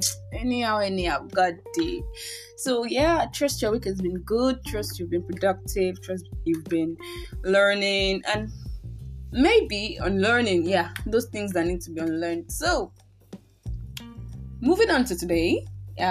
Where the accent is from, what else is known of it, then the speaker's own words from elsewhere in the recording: Nigeria; I am indeed a Nigerian